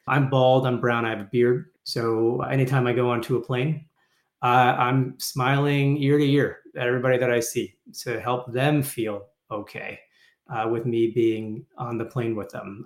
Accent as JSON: {"language": "English", "town": "Toronto", "region": "Ontario", "country": "Canada", "tie": "born or raised there", "moved": "yes", "said": "They immigrated to Canada in the 70s, which is where I was born. I was born in Toronto. I am still a proud Canadian"}